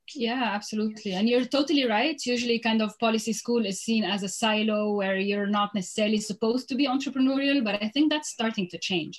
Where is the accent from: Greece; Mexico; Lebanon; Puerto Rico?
Lebanon; moved away as an adult; also born or lived in Beirut / Europe; now in New York City, United States; I'm originally from Lebanon. I was born in Lebanon.